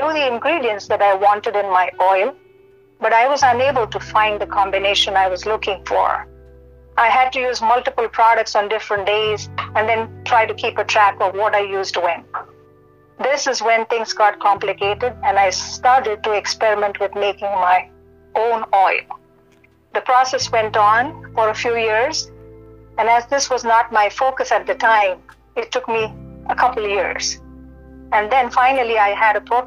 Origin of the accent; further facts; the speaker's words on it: India; moved away; I'm born and raised in India